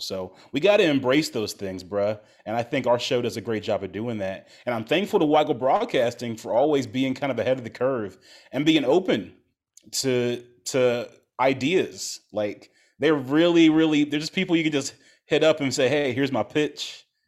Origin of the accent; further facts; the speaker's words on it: Ohio, United States; now in Chicago, United States; I'm not from Chicago, I grew up in Ohio